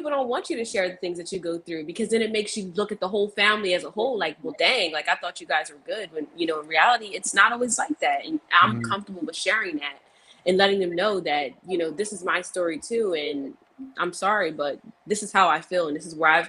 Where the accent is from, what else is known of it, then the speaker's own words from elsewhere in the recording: New Jersey, United States; I'm from South Jersey